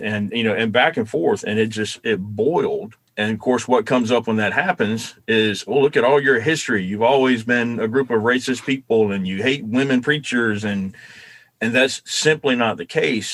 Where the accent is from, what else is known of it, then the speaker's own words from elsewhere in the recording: the South, United States; moved away; growing up in the South